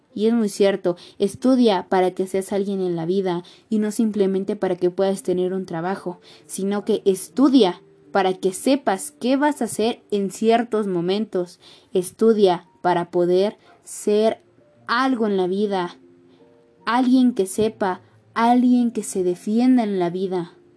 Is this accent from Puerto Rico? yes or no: no; Mexico; siendo mexicanos somos hermanos